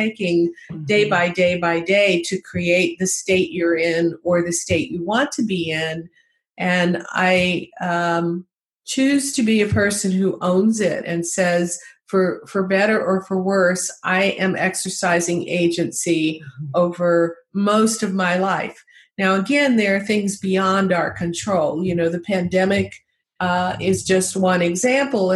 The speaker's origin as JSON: {"language": "English", "region": "the South", "country": "United States", "tie": "born or raised there", "said": "as a young child growing up in the South"}